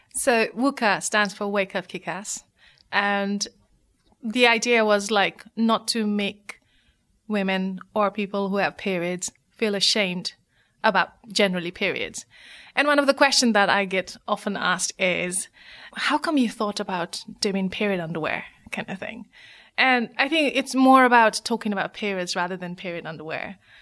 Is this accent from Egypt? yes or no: no; Nepal; moved away as an adult; now in United Kingdom; my story of growing up in Nepal